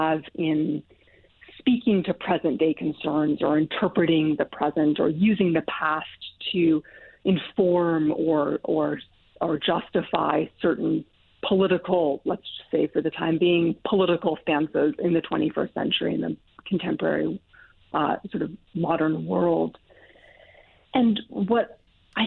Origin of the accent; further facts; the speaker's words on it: Montana, United States; moved away as an adult; So I'm from Montana. I'm born and raised in Montana